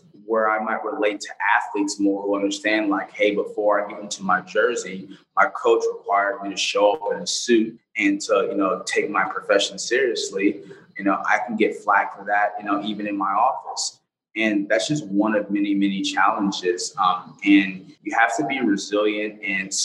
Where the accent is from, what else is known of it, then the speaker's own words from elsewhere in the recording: Los Angeles, California, United States; I grew up in South Central LA in the 90s